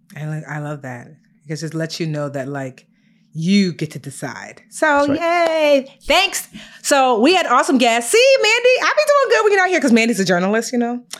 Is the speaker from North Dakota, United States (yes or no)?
no; Newark, New Jersey, United States; I was born in Newark, New Jersey, brick city